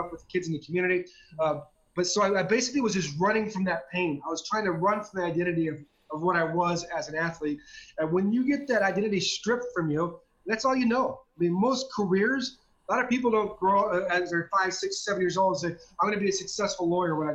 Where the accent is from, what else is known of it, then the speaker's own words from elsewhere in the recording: Southern California, United States; I grew up in Southern California, and I was a diehard Dodger fan